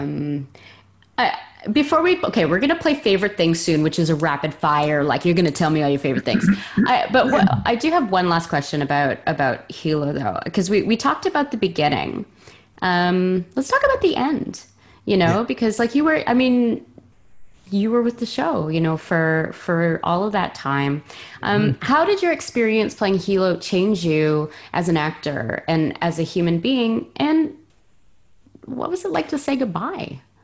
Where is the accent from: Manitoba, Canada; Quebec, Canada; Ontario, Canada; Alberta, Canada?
Quebec, Canada; Montreal; now in Vancouver, Canada; I'm from Montreal